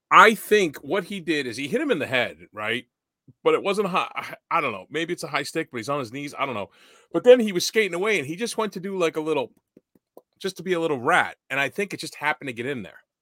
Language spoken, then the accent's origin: English; Boston, Massachusetts, United States; I'm from Boston